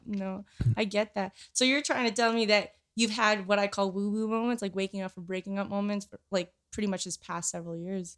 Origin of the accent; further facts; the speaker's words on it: Winnipeg, Manitoba, Canada; also born or lived in Philippines; I grew up in Canada majority of my life since I was six years old.